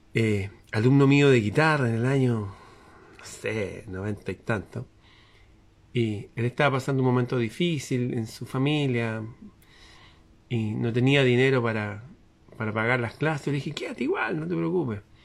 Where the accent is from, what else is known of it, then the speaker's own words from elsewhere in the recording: Chile; El ambiente está extraño en mi país